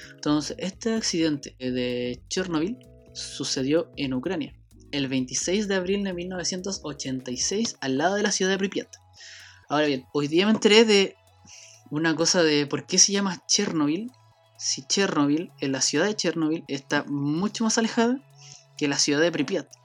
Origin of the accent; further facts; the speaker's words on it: Chile; Soy de Chile